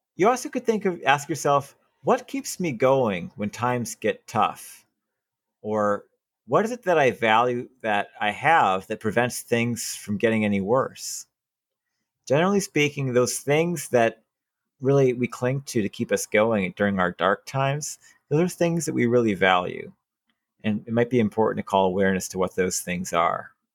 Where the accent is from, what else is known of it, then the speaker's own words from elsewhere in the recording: Wisconsin, United States; moved away; I was raised in Wisconsin and people bleed green and gold in Wisconsin